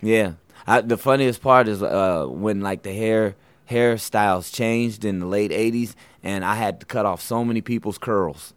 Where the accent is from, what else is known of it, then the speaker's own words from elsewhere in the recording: Portland, Oregon, United States; moved away as an adult; now in New York, United States; I'm Portland, Oregon